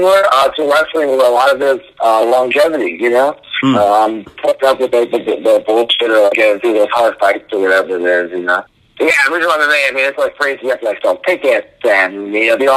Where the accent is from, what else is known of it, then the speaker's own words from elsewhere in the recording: New Jersey, United States; I'm from New Jersey